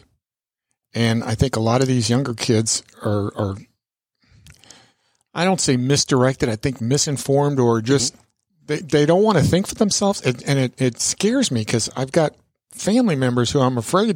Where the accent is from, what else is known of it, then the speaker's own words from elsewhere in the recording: New York City, New York, United States; first language Italian; English is a second language; I was made in Italy and I got imported in my mom's belly and born in Brooklyn. So, you know, I couldn't speak English when I was a kid because I only spoke Italian.